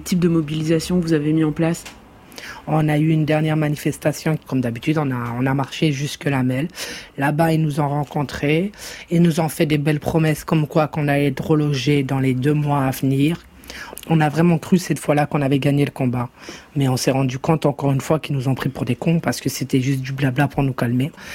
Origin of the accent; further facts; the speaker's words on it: France; now in Hellemmes-Ronchin, France; on est Français